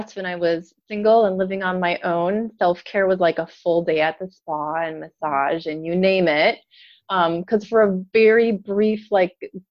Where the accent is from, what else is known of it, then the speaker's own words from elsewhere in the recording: North Dakota, United States; moved away as an adult; also born or lived in Minneapolis, Minnesota; now in Indiana, United States; I'm originally from North Dakota